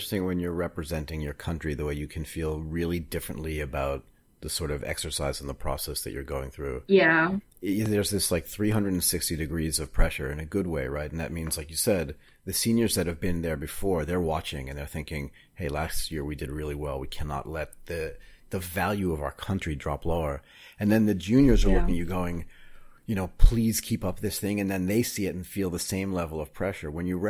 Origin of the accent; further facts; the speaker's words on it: California, United States; born there; I was born in California with my brother, so not so different.